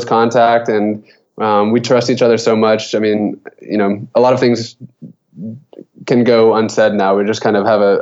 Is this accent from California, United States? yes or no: no; Kentucky, United States; moved away; I'm from Kentucky originally